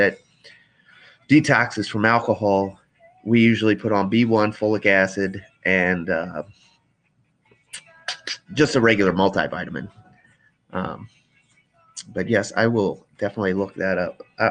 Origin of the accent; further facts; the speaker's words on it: Frederick, Maryland, United States; I was born here in Frederick, Maryland, and 34 years later, I still live in Frederick, Maryland